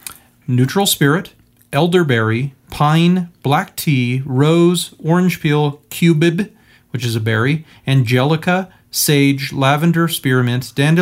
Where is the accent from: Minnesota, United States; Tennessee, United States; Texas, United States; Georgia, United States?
Tennessee, United States; I'm a man from Tennessee